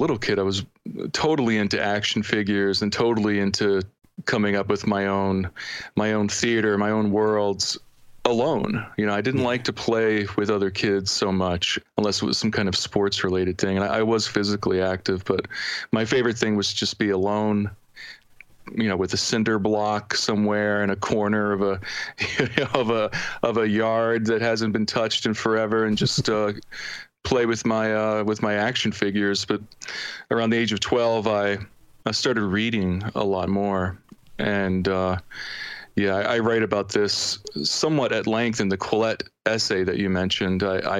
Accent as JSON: {"language": "English", "town": "Chichester", "region": "Pennsylvania", "country": "United States", "tie": "born or raised there", "also_born_or_lived": "Delaware", "said": "I lived in Delaware from the age of 13 to 21. But prior to that, I lived in an area called Chichester, Pennsylvania. It's not far from Philly."}